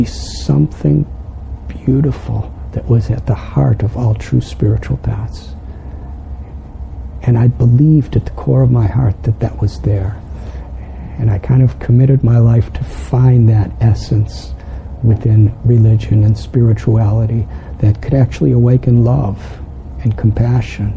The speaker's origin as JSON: {"language": "English", "town": "Chicago", "region": "Illinois", "country": "United States", "tie": "born or raised there", "moved": "yes", "said": "I'm from Illinois."}